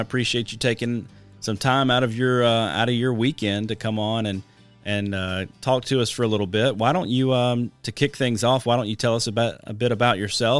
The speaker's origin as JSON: {"language": "English", "region": "Alabama", "country": "United States", "said": "Well, I'm originally from Alabama, and you're a really humble guy"}